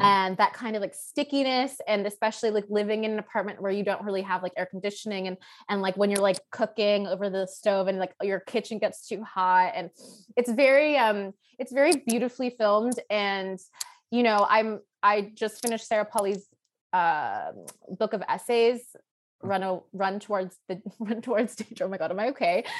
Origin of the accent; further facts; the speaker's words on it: Toronto, Ontario, Canada; I grew up in Toronto, I'm from Toronto